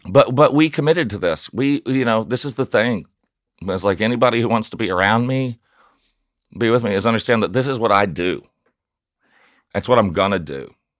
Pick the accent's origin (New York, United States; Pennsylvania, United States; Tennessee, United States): Tennessee, United States; Nashville; moved away; I grew up in South Nashville